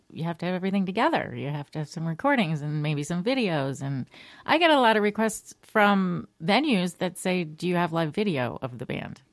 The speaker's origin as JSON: {"language": "English", "town": "Shelton", "region": "Connecticut", "country": "United States", "tie": "born or raised there", "said": "I am born and raised Connecticut, a little town called Shelton in the Naugatuck Valley."}